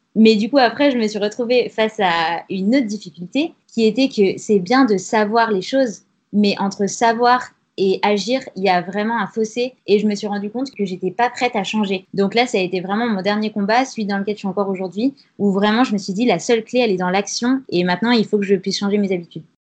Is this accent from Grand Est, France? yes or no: no; Grenoble, Auvergne-Rhône-Alpes, France; now in Paris, France; J'ai 29 ans, je viens de Grenoble